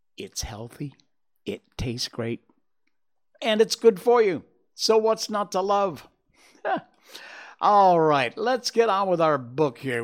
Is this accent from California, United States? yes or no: no; Cornwall, Connecticut, United States; We grew up together in my hometown in Cornwall, Connecticut.